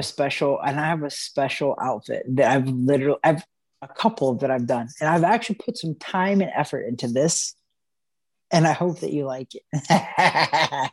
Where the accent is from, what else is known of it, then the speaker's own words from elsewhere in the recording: Missouri, United States; I'm from Missouri